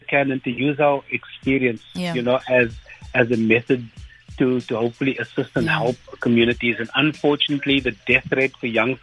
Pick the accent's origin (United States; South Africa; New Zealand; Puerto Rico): South Africa; Cape Town, Western Cape; growing up in Mitchell's Plain and the type of friends that you meet